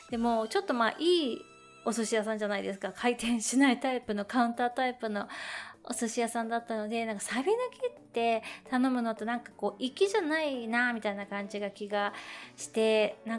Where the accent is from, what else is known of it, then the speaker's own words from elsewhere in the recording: Tokyo, Japan; まあ私東京生まれ東京育ちなんですけれども